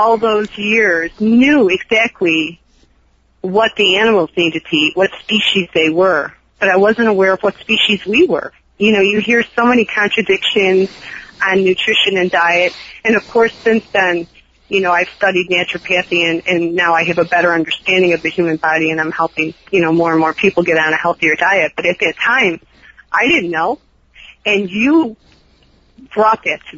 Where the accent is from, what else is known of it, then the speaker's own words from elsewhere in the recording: Chicago, Illinois, United States; moved away as an adult; also born or lived in California / Alaska; I came from Chicago, meat, potatoes, beef sandwiches, pizza